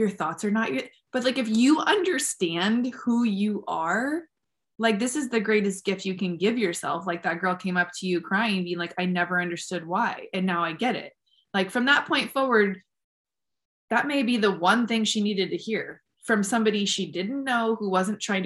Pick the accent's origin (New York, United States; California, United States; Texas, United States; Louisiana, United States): California, United States; San Diego; I was born in San Diego